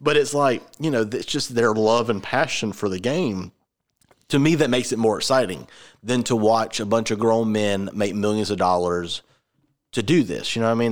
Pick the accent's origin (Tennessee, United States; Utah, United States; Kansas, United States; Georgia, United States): Georgia, United States; I'm from Georgia